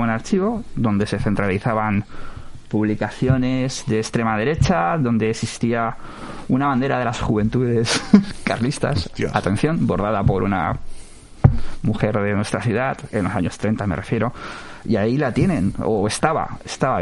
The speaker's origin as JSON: {"language": "Spanish", "region": "Valencian Community", "country": "Spain", "tie": "born or raised there", "said": "soy nacido, yo nací en Valencia, en el hospital clínico, pero he residido aquí desde, desde aquel día"}